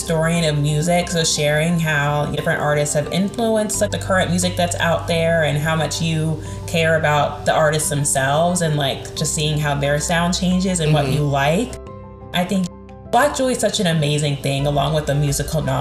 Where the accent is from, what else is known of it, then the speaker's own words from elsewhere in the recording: the South, United States; accent: Southern; the Southern accent